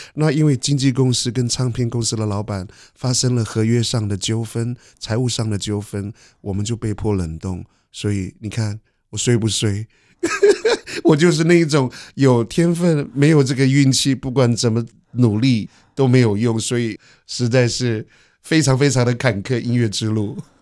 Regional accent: Yuli, Hualien County, Taiwan; now in Edinburgh, United Kingdom; 我是来自花莲玉里的阿美族人

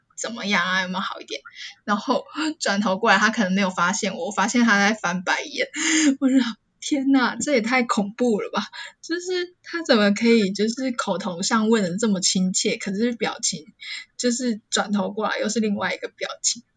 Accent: Taiwan; moved away as an adult; now in Japan; 我明明就台湾人

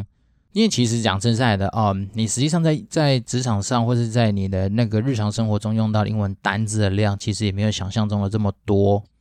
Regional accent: Taiwan; 我自己是因为毕竟都是在台湾土生土长的土鸡

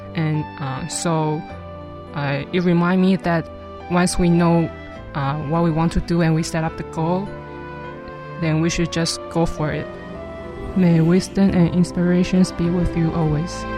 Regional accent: Hualien, Hualien County, Taiwan; I'm from Hualien

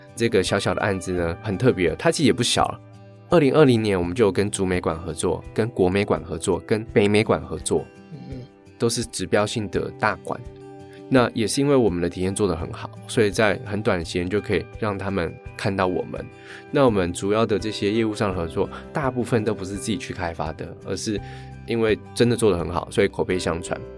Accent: Taitung, Taitung County, Taiwan; moved away as an adult; also born or lived in Taichung; 因为我小时候生活在台东，然后大学在台中读书

